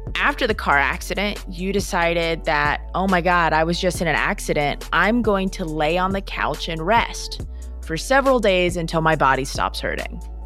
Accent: Minnesota, United States; I'm from Minnesota

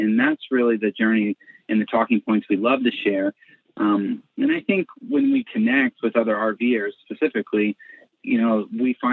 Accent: Colorado Springs, Colorado, United States; I grew up in Colorado Springs, Colorado, okay. in a Christian home

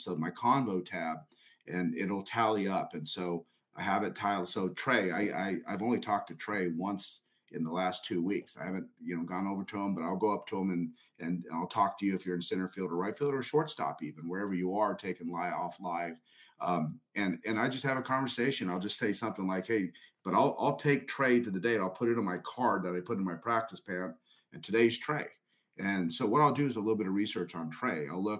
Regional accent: El Paso, Texas, United States; And I went up to Augie and I said … from El Paso, this, this, and that.

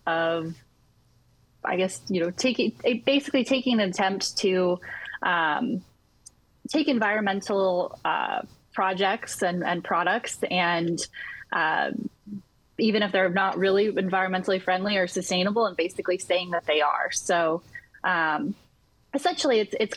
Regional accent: North Pole, Alaska, United States; moved away; also born or lived in Pacific Northwest; I'm originally from North Pole, Alaska

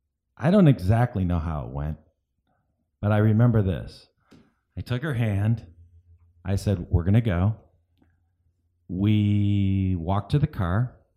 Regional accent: Cleveland, Ohio, United States; now in Sarasota, United States; I moved from Cleveland, Ohio to Sarasota.

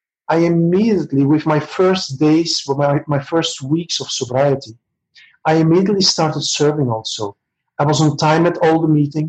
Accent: Belgium; moved away as an adult; now in Barcelona, Spain; I'm originally from Belgium, but since a bit over 2 years, I'm living in Barcelona, Spain

